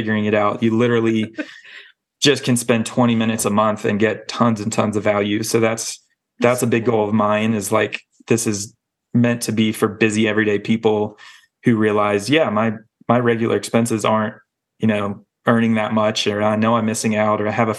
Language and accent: English; the South, United States; Like I grew up in the South, very like one way to do things, one way to dress and all that.